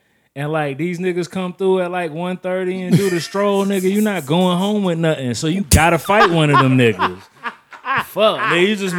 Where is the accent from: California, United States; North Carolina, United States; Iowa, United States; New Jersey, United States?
North Carolina, United States; I come from North Carolina